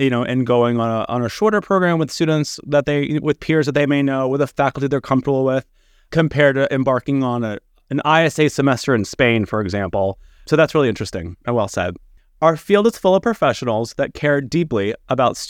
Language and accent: English; Texas, United States; moved away; my home state of Texas